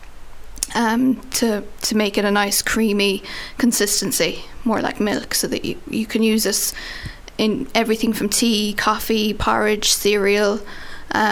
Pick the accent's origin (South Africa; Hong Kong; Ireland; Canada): Ireland; Ardagh, Munster; I'm from Arda